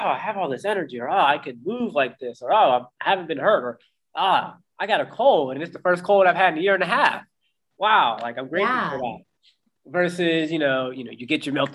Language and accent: English; Pittsburgh, Pennsylvania, United States; born or raised there; moved away as an adult; also born or lived in Austin, Texas